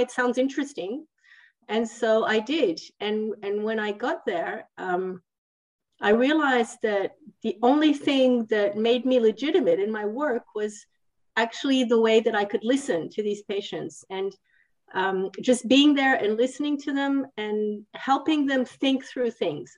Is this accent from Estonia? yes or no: no; Italy; also born or lived in Switzerland; now in France; I'm actually from Italy, which is a little bit down more south.